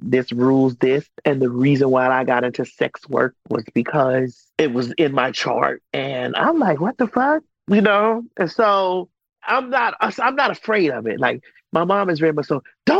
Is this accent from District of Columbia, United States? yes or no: no; Miami, Florida, United States; moved away as an adult; now in Atlanta, United States; I'm originally from Miami, Florida. I moved here to Atlanta maybe about 23, 24 years ago. And I was young then